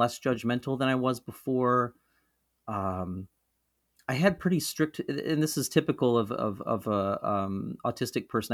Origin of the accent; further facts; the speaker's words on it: Mohawk River Valley, central New York, United States; moved away as an adult; also born or lived in Rochester, New York; central New York, where I grew up in the Mohawk River Valley